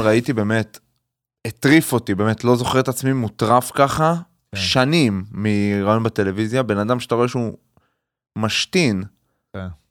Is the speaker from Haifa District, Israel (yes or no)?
yes; Haifa, Haifa District, Israel; בתור חיפאי שגדל ב... לא בעל הכרמל, אני גדלתי עם הרבה מאוד ערבים ישראלים